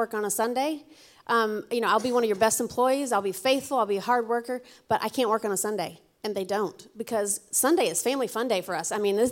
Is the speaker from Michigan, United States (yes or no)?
no; Alabama, United States; now in New England, United States; I'm from Alabama